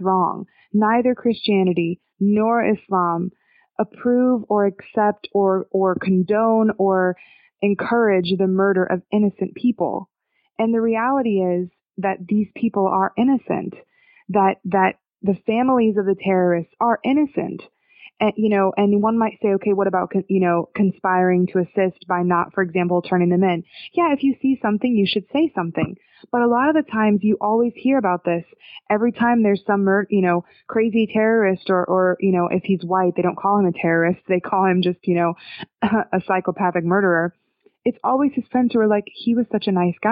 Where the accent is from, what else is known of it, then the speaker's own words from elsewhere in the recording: United States; our American culture that we love to embrace as American Muslims